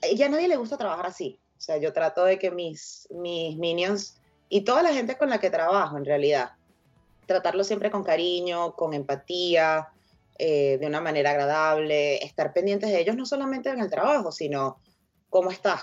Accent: Venezuela; todos somos venezolanos

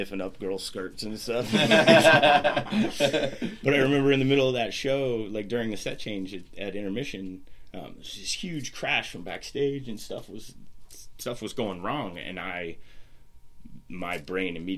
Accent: Washington, United States; now in Lancaster, United States; I grew up in Washington State in the middle of nowhere on the remnants of a hippie commune that my dad started back

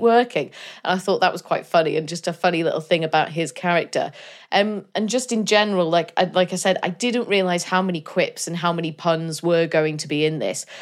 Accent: Denbigh, Wales, United Kingdom; I'm from I'm from Denby, just down the road from Colwyn Bay

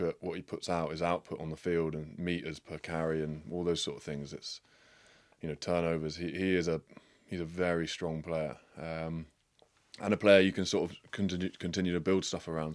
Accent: England, United Kingdom; an English guy

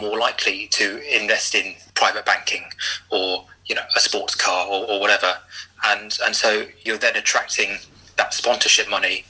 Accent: London, United Kingdom; I grew up in in West London, which is about as far from a rugby league heartland as, as you could possibly imagine

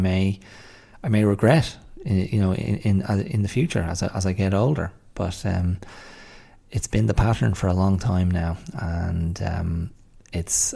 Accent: Ireland; also born or lived in Australia / England

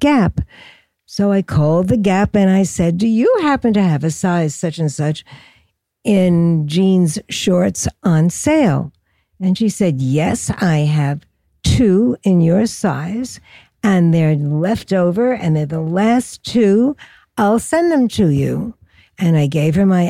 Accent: New York City, New York, United States; I was born in Brooklyn, and I spent my whole growing up years in Brooklyn.

